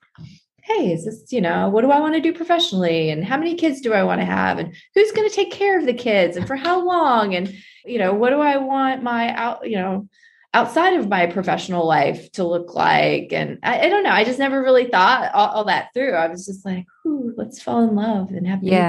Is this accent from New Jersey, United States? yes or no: no; West Virginia, United States; I grew up in West Virginia